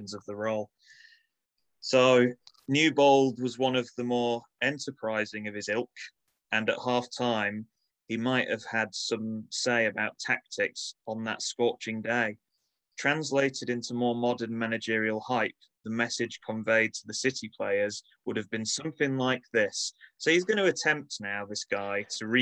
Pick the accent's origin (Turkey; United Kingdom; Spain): United Kingdom; Manchester, North West England; accent: close to Manchester